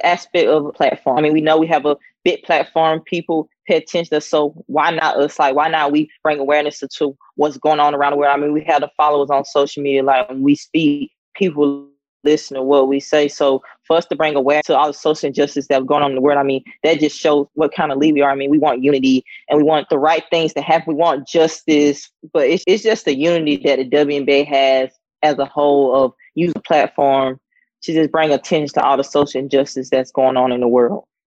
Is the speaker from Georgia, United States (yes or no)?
yes; Sandersville, Georgia, United States; moved away as an adult; also born or lived in North Carolina / South Carolina; growing up in Georgia in the town of Sandersville